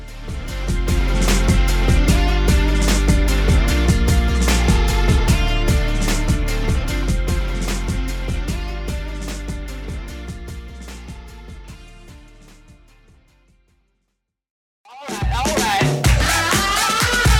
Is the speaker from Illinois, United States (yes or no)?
yes; Chicago, Illinois, United States; I was born in June. So in Chicago